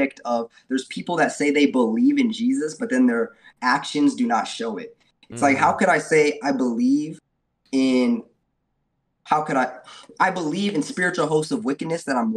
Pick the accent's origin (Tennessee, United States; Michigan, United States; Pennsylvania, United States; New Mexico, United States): New Mexico, United States; Albuquerque; also born or lived in Dallas, Texas; I was born in Dallas, Texas, raised in Albuquerque, New Mexico